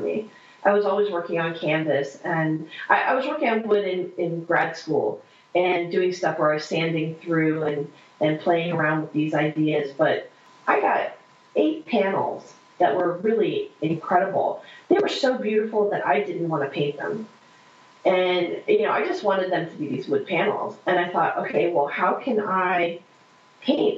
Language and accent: English; central Pennsylvania, United States; moved away; I'm from central Pennsylvania originally. So I lived in the middle of nowhere.